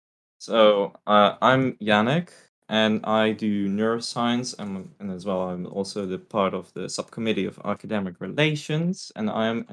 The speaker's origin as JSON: {"language": "English", "country": "Netherlands", "also_born_or_lived": "Russia", "said": "I am not from Asia at all. I'm a very European guy. I came from the Netherlands. I came from Russia. Well, I'm Russian and Dutch, so there's no Asia in me."}